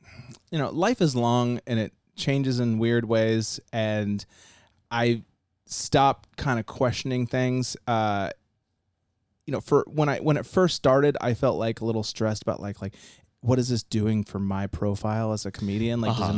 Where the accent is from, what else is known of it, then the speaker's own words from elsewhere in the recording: Massachusetts, United States; I grew up in Massachusetts.